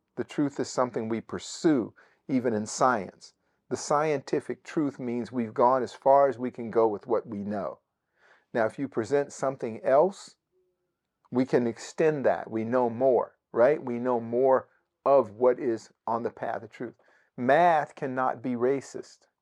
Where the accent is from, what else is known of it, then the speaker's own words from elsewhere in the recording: Bay Area, Northern California, United States; moved away; Parts of the Bay Area, uh, where I grew up in Northern California